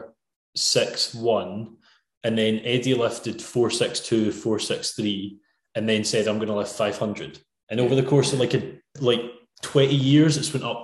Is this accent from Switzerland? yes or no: no; Scotland, United Kingdom; as a Scotsman